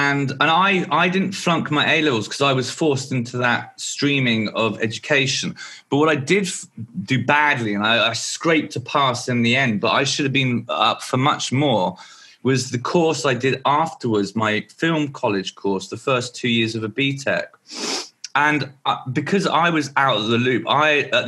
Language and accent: English; Martin, South East England, United Kingdom; also born or lived in Maidenhead / Fordingbridge; In the 80s, I lived in a village called Martin near Salisbury